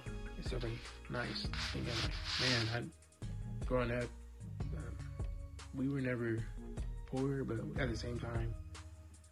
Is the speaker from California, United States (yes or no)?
yes; Southern California, United States; I'm from Southern Cal